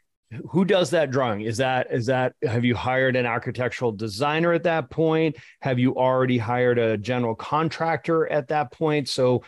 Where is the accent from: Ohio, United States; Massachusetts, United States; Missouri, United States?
Massachusetts, United States; Boston; I like theory better. I'm from Boston.